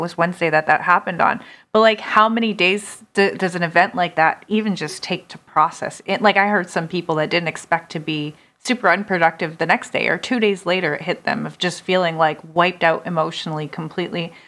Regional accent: Canada; I'm a Canadian

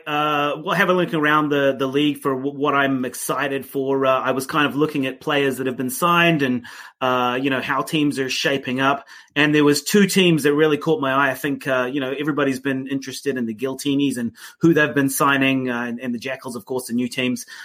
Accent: New Zealand; I'm from New Zealand

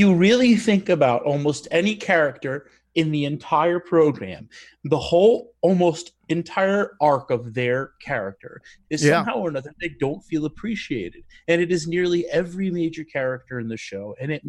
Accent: New York City, New York, United States; also born or lived in Brooklyn; I grew up on Staten Island.

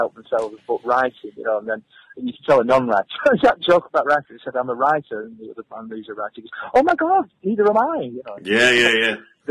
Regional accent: Accrington, North West England, United Kingdom; I'm from Accrington. I grew up as a welder

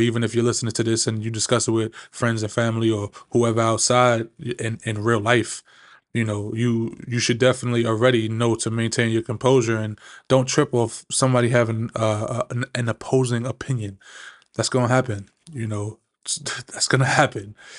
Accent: New York City, New York, United States; also born or lived in Maryland; I'm originally from Flushing, Queens. It's a small, small little neighborhood up here in New York

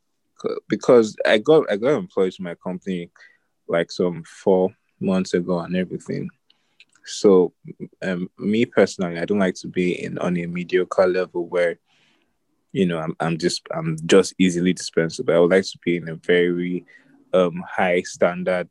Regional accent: Nigeria; I'm Nigerian, right? And then we like our plantain.

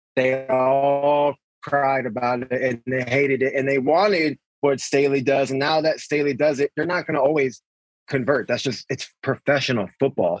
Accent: San Diego, California, United States; Born and raised in San Diego.

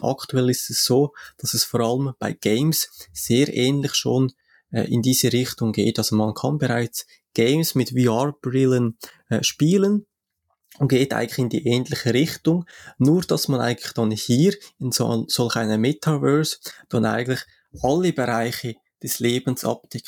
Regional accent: Switzerland; für mich als Schweizer

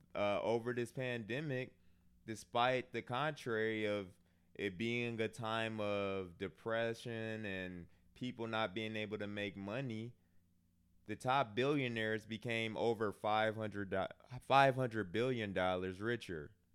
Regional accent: Milwaukee, Wisconsin, United States; I'm from Milwaukee. Um, lower middle class. Didn't have a bad childhood

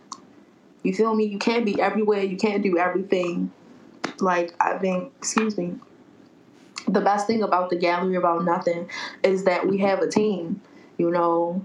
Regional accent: Baltimore, Maryland, United States; I'm a Baltimore dummy.

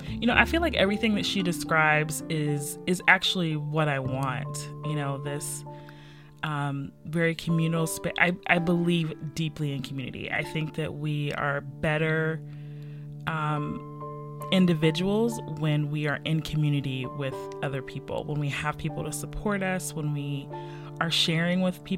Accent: West Virginia, United States; also born or lived in Ohio; now in Baltimore, United States; Yeah, because I came from West Virginia. Before I was here, I lived in Ohio.

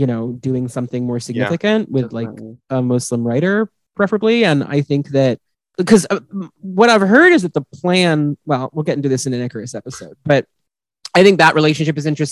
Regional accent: United States; we're all American here

